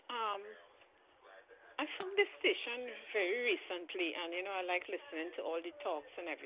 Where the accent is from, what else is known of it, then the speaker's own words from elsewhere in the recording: Trinidad & Tobago; moved away; I grew up in Trinidad.